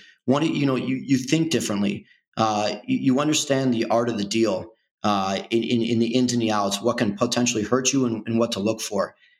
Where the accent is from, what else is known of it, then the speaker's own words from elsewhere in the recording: Chicago, Illinois, United States; also born or lived in Kansas; Growing up in Chicago, it's been great. You know, I was born and raised in Chicago, grew up in the northern suburbs, and I now reside in the city where I have for the last 10 years.